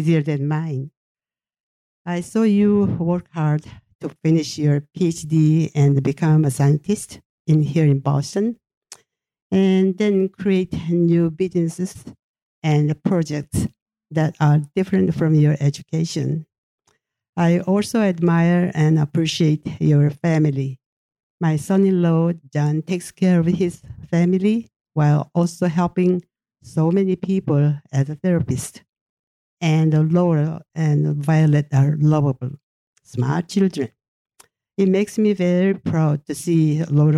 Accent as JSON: {"language": "English", "country": "South Korea", "tie": "born or raised there", "also_born_or_lived": "Japan", "first_language": "Japanese", "second_language": "English", "said": "I was born in Japan in August 1936 and turned 86 this year. My family relocated back to South Korea in October 1945"}